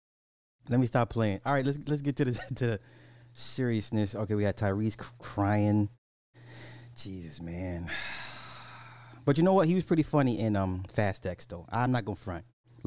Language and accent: English; Canada; I'm French Canadian. We say supper, it's the meal after dinner.